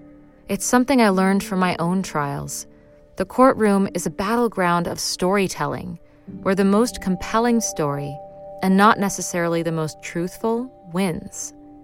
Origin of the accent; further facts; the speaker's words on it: United States; In Perugia, I was the blonde American girl, immature and unfiltered.